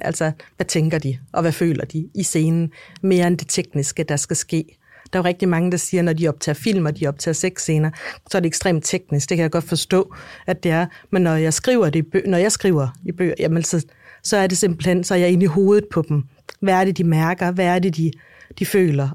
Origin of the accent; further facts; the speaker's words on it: Denmark; jeg er dansker